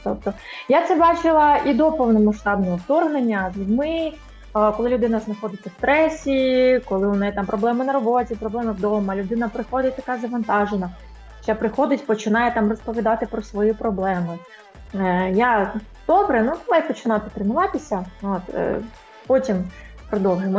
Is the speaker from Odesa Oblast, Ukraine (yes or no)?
yes; Odesa, Odesa Oblast, Ukraine; Я народилася виросла в Одесі